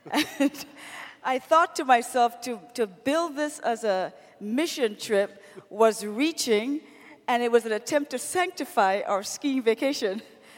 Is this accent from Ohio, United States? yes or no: yes; Ohio, United States